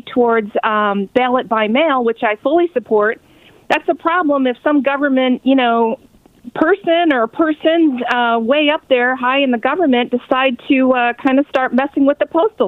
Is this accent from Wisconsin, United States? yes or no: yes; Plymouth, Wisconsin, United States; now in Paris, France; My hometown is Plymouth, Wisconsin